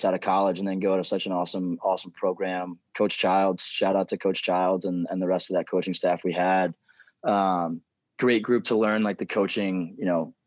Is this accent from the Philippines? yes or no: no; Westminster, Maryland, United States; at McDaniel, it's a very small school. It was in my hometown